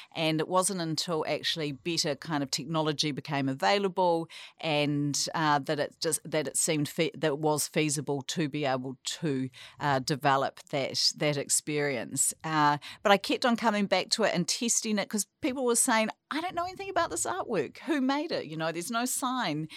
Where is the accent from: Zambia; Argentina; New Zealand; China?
New Zealand; Tauranga, Bay of Plenty; moved away as an adult; I grew up here in, in Tauranga, and I've, I guess you could say I've returned, uh, to my hometown